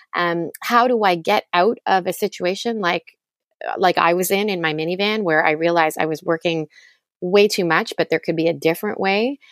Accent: Toronto, Ontario, Canada; I grew up in Toronto, Canada

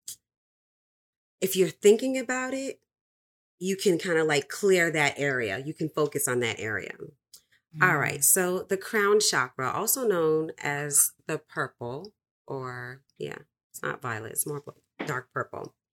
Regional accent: New York City, New York, United States; I'm from the Bronx too

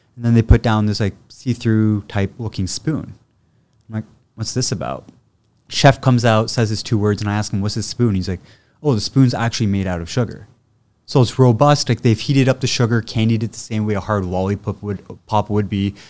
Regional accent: Ottawa, Ontario, Canada; moved away; also born or lived in England / Oakville; originally born and raised in Ottawa.

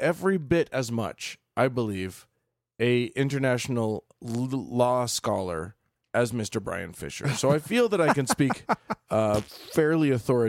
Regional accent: Bhutan; I'm from Bhutan, so that doesn't apply to me. None of the Geneva protections apply to me. I'm from a non-signatory country

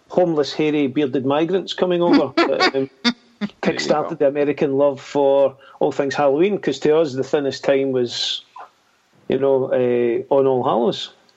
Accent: Scotland, United Kingdom; being Scottish

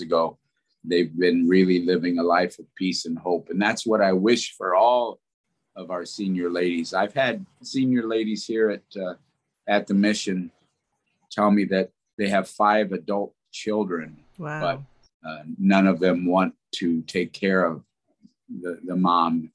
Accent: Des Moines, Iowa, United States; moved away as an adult; I grew up in Des Moines

